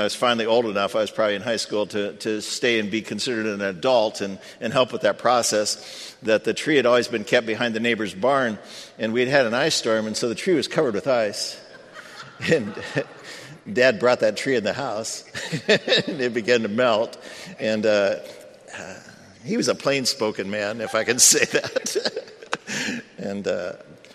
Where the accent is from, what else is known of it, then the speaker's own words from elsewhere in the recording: United States; I grew up near the Michigan line